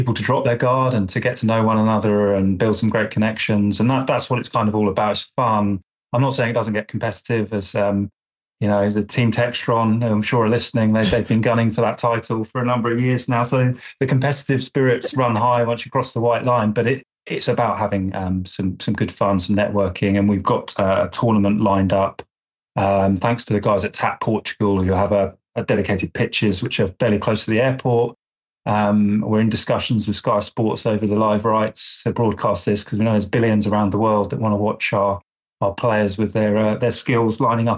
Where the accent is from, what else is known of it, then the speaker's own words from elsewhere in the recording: England, United Kingdom; as an Englishman